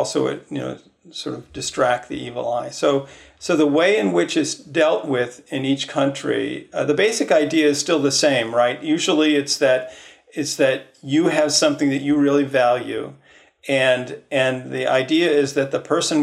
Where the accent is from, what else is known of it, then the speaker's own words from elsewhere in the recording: Midwest, United States; I grew up in the Midwest as a sort of default Protestant